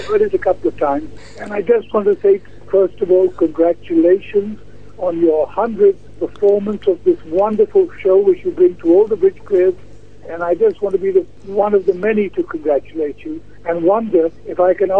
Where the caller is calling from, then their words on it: London, United Kingdom; Actually, I'm calling from a long way away. I'm calling from London.